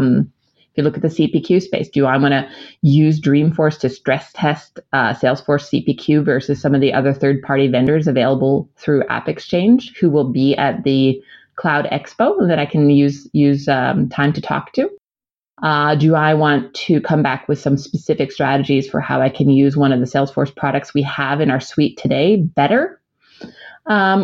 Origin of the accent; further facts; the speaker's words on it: United States; moved away; As an American